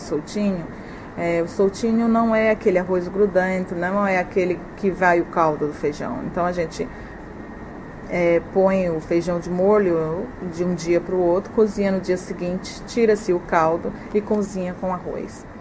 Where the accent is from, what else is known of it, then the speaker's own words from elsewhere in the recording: Ceará, Brazil; moved away as an adult; also born or lived in Fortaleza, Brazil; now in China; Eu nasci no interior do Ceará, na Sim. Serra, e eu morei lá 14 anos. Me mudei para Fortaleza com uns 15 anos, e daí eu cresci lá